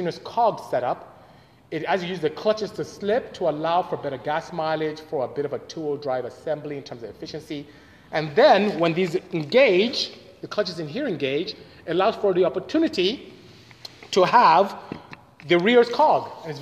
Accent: Nigeria; moved away; I'm actually from Nigeria. I'm from West Africa. Grew up in West Africa. Went to primary school there, secondary school

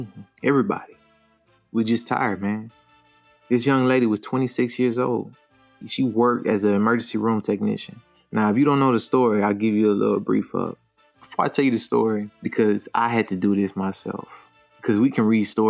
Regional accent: Louisiana, United States; now in Texas, United States; I'm from Louisiana

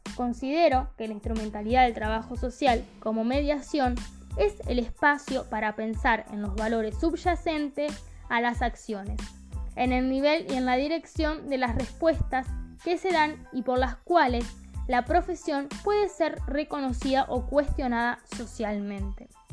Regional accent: Camilo Aldao, Córdoba, Argentina; mi pueblo

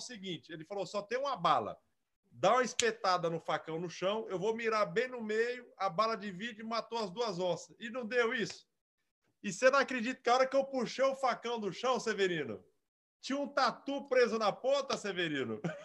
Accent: Araçatuba, São Paulo, Brazil; moved away as an adult; now in Lins, Brazil; Eu sou de Araçatuba

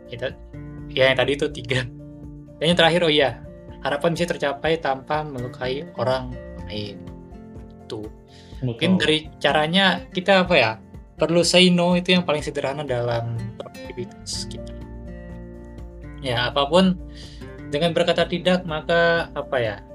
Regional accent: Bekasi, West Java, Indonesia; gue ini orang Bekasi ya tahu sendiri kan lu gue belak-belakan gitu

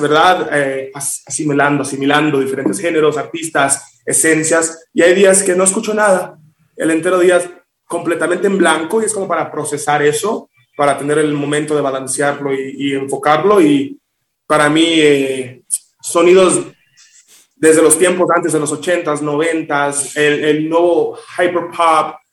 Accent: Miami, Florida, United States; also born or lived in Villa Juana, Dominican Republic; now in Mexico City, Mexico; cuando yo tenía como dos años, mi mamá, tú sabes, dijo, vamos a emigrar, vamos a tratar algo nuevo, me mudo a Miami y me crié ahí

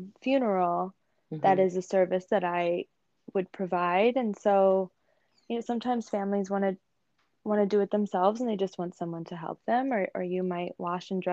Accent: Arizona, United States; I grew up in Arizona.

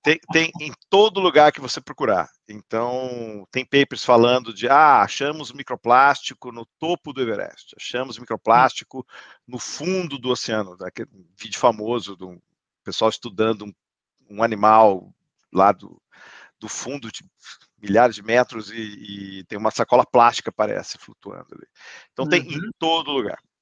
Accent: Campinas, São Paulo, Brazil; also born or lived in United States; now in Sorocaba, Brazil; primeira escola da minha memória é o Rio Branco, em Campinas

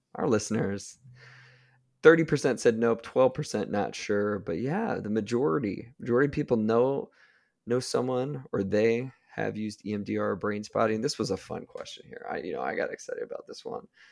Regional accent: Ohio, United States; I'm from Ohio

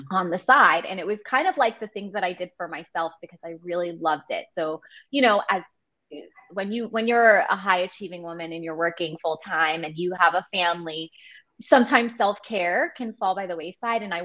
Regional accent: New York, United States; now in New Jersey, United States; I grew up in New York

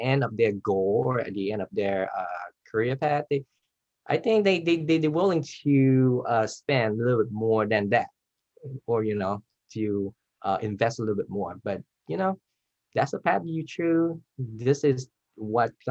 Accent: Bay Area, California, United States; we grew up in the Bay Area where all the technology is going to be

